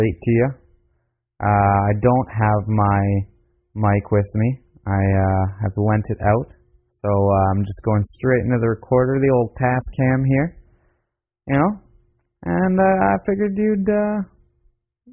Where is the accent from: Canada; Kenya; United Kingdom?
Canada; I'm from Canada